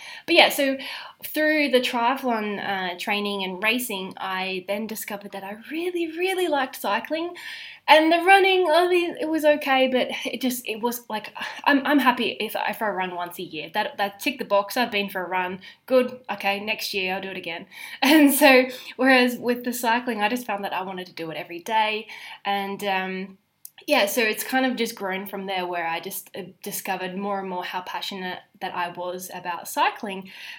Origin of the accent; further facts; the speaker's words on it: Australia; also born or lived in Zambia / United Kingdom; So obviously I am Australian, although I have spent almost half of my life overseas. I grew up in Zambia as a teenager, and then before going back to Australia to study dietetics at uni, I then promptly moved overseas to the UK